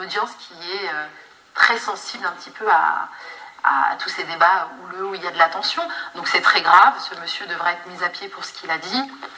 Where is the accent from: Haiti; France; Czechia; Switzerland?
France; Normandy; moved away as an adult; also born or lived in Paris; je suis née en Normandie je suis venue à Paris en fait pour mes études